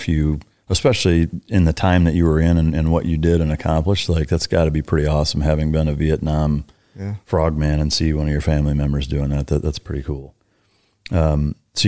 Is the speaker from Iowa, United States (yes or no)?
yes; Iowa, United States; moved away; I'm from Iowa, and I had never been in the ocean.